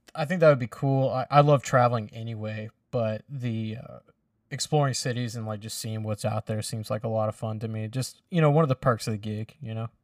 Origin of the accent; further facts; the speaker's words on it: the South, United States; us Southerners